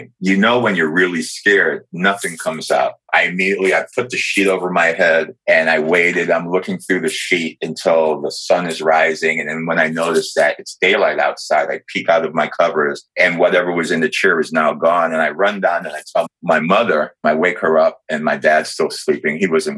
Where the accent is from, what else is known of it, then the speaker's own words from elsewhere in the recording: New York, United States; from a very young age, I grew up in New York